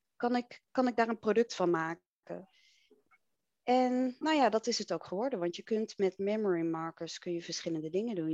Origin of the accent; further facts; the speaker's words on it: Enschede, Overijssel, Netherlands; Ik ben opgegroeid in Enschede, in het oosten des lands.